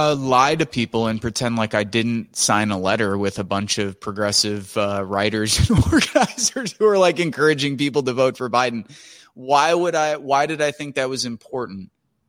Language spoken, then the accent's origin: English; Chicago, Illinois, United States; I come from a big Italian family, and we're from Chicago